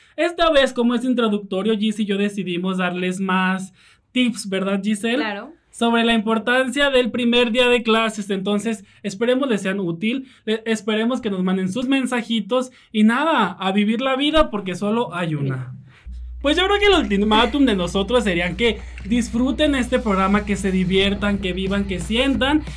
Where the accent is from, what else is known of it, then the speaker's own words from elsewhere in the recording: Mexico; Como buenos mexicanos que somos